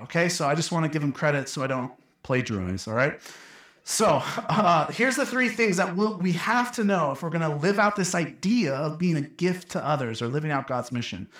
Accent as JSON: {"language": "English", "town": "Phoenix", "region": "Arizona", "country": "United States", "tie": "born or raised there", "moved": "yes", "lives_now": "Flagstaff, United States", "said": "I grew up in Phoenix"}